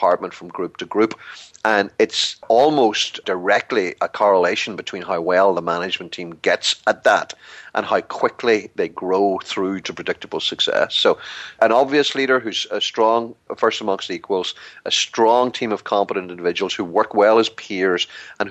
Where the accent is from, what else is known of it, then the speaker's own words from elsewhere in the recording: Ireland; glib Irishman